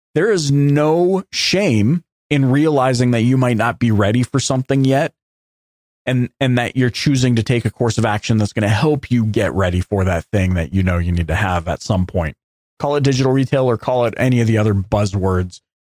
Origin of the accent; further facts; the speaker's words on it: Canada; as a Canadian